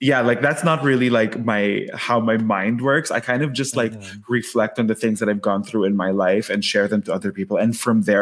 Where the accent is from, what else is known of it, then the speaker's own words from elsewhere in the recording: Quezon City, Metro Manila, Philippines; moved away as an adult; now in Los Angeles, United States; am originally from Manila in the Philippines, specifically Quezon City, born and raised there. Moved here to Los Angeles in 2017